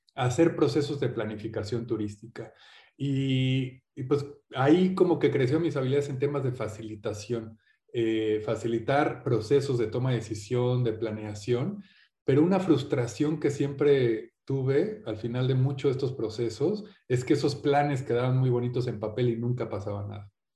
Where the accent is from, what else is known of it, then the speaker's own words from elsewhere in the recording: Mexico; also born or lived in England; soy mexicano inglés, padre inglés, madre mexicana